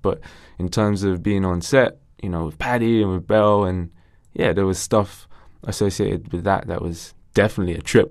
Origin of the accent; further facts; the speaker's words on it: Ilford, London, United Kingdom; my mom was big in the community where I grew up in Ilford